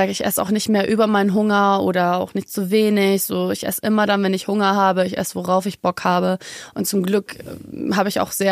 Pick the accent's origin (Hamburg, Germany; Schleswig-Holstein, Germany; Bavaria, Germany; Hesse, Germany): Bavaria, Germany; Munich; born there; Ich mhm. bin auch eigentlich Münchnerin, by the way. Echt? Ich bin hier geboren, ja.